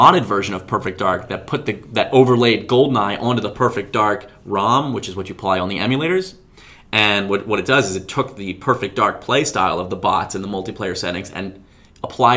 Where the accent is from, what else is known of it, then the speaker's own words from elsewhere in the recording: New Jersey, United States; moved away; back home where I grew up in New Jersey